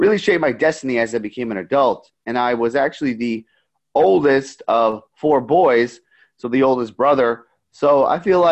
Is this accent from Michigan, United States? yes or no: no; New York, United States; I grew up in New York my entire life.